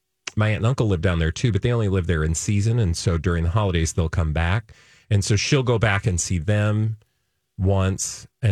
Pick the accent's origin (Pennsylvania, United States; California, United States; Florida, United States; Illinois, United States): Illinois, United States; outside of Chicago; now in Minnesota, United States; I grew up outside of Chicago